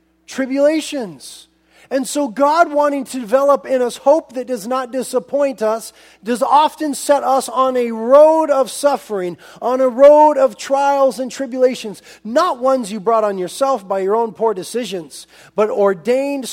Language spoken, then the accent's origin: English; United States; as American Christians